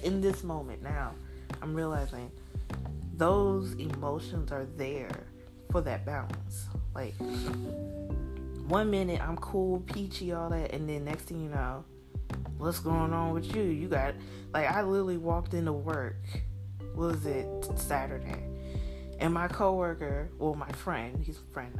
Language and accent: English; Jackson, Mississippi, United States; accent: Mississippi; moved away as an adult; also born or lived in Wisconsin; now in North Carolina, United States; I have that Mississippi accent